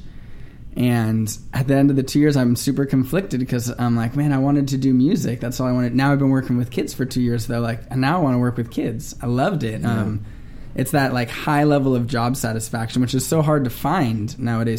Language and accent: English; Simi Valley, California, United States; also born or lived in North Hollywood; I'm from Simi Valley. So I was actually born in the Valley, grew up in Simi Valley, and now I live in North Hollywood